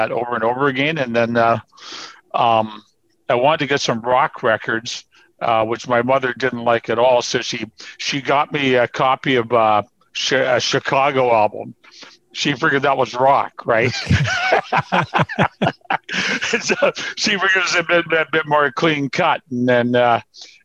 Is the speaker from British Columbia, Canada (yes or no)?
yes; Burnaby, British Columbia, Canada; I grew up in the Vancouver area, right? So my hometown's Burnaby, which is like one suburb of Vancouver.